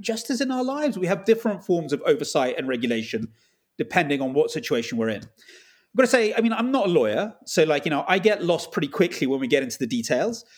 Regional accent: England, United Kingdom; I was brought up in England

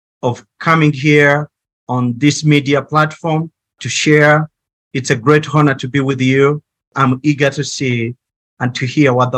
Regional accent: Uganda; now in Kigali, Rwanda; I grew up in Uganda

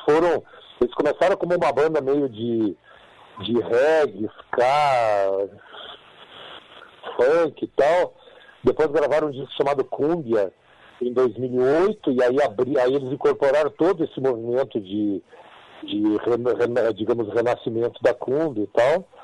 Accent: Porto Alegre, Rio Grande do Sul, Brazil; se eu falo que sou do Rio Grande do Sul, de Porto Alegre

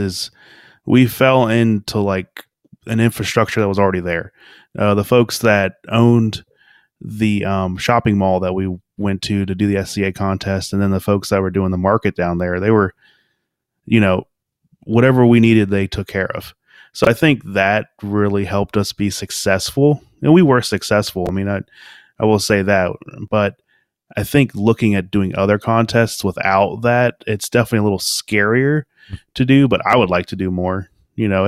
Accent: Cincinnati, Ohio, United States; I'm a local, you know, I'm from Cincinnati.

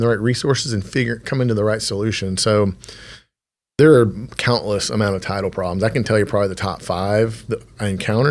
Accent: Temple, Texas, United States; I grew up in Temple, Texas

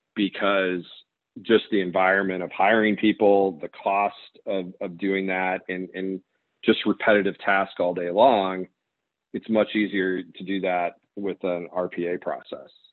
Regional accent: Kansas, United States; moved away; also born or lived in Chicago, Illinois; I grew up in Kansas

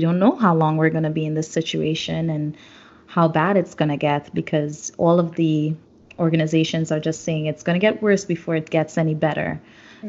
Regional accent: South Trinidad, Trinidad & Tobago; I know in Trinidad, because I'm from South, San Fernando Hill is always there.

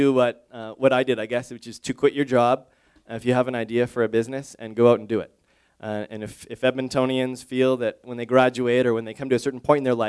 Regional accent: Canada; also born or lived in Montreal, Canada; my first week there, I felt shame, absolute just shame as a Canadian that I had really no familiarization with this

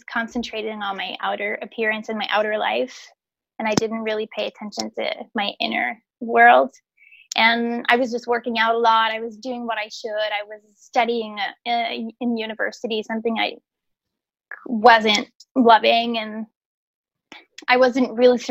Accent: Quebec City, Quebec, Canada; also born or lived in Montreal; I was away from my hometown, which is Quebec City. So I moved to Montreal, which is 2 hours away.

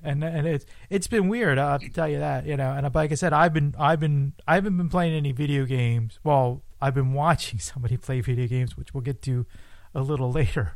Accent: Philadelphia, Pennsylvania, United States; I'm from Philadelphia, Pennsylvania

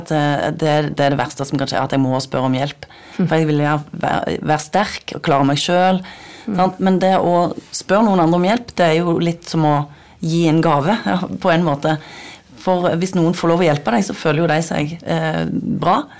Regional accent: Nærbø, Rogaland, Norway; Jeg kommer fra Nærbø på Jæren

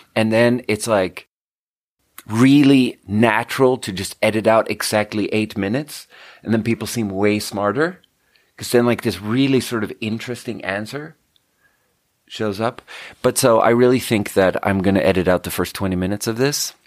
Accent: Skåne, Sweden; moved away; tell them I'm from Skåne

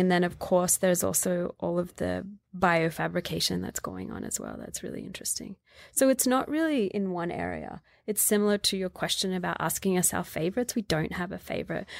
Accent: Australia; Growing up in Australia, it was very much women do sewing

